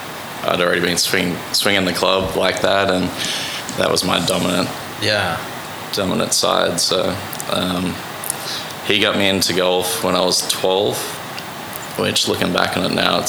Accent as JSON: {"language": "English", "town": "Newcastle", "region": "New South Wales", "country": "Australia", "tie": "born or raised there", "moved": "yes", "lives_now": "Oklahoma City, United States", "said": "I grew up in Newcastle, which is 2 hours north of Sydney, east coast of Australia, on the ocean."}